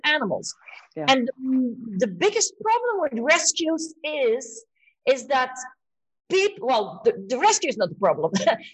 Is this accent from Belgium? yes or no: yes; Belgium; moved away as an adult; now in Spain; I moved to Spain 17 years ago. I'm from Belgium, but I live in Spain